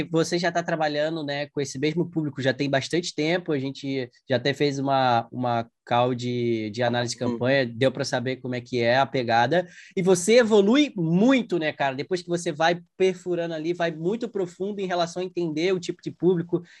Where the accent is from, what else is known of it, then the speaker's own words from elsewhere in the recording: Porto Alegre, Rio Grande do Sul, Brazil; eu tô em Porto Alegre, na minha cidade natal ainda.